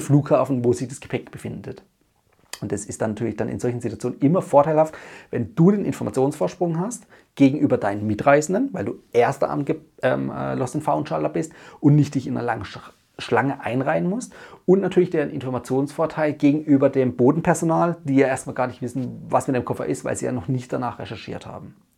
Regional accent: Germany; bei uns in Deutschland

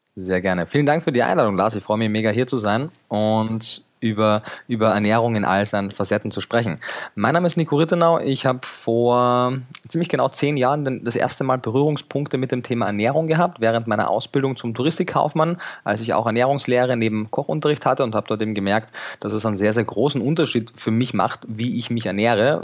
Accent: Klagenfurt, Carinthia, Austria; moved away as an adult; now in Germany; Ich bin ursprünglich in Kärnten geboren, in Klagenfurt am Wörthersee

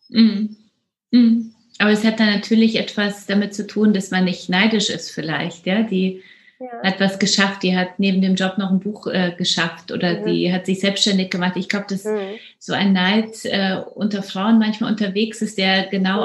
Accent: Poland; now in Germany; ich komme ja aus Polen

